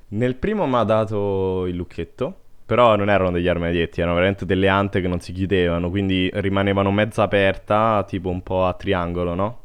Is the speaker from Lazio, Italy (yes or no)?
yes; Latina, Lazio, Italy; io so di Latina